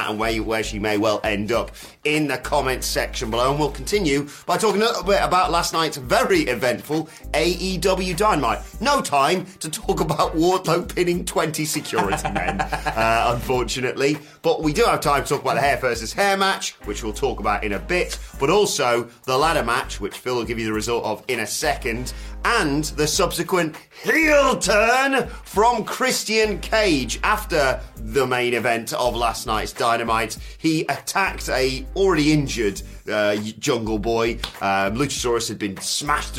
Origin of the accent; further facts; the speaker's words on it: United Kingdom; I hate being British sometimes.